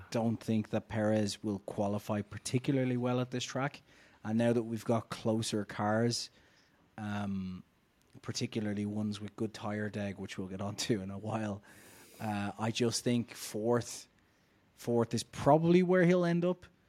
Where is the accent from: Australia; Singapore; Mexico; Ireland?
Ireland; I'm Irish